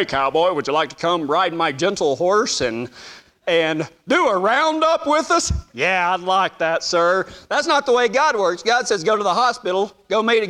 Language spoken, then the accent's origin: English; Texas, United States; moved away; I was a cowboy from Texas